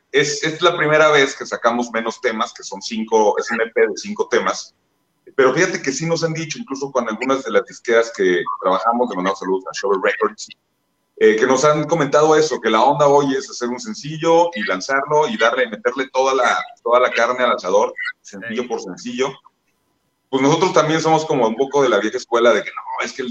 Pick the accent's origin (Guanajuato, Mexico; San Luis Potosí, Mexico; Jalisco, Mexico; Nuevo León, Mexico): Guanajuato, Mexico; San Miguel de Allende; somos el …, venimos desde San Miguel de Allende